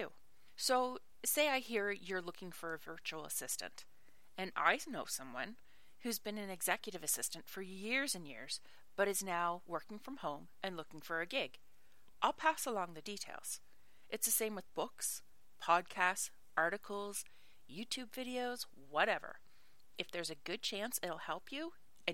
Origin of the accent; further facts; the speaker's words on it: Nova Scotia, Canada; moved away as an adult; also born or lived in Ireland; I'm Canadian, from Nova Scotia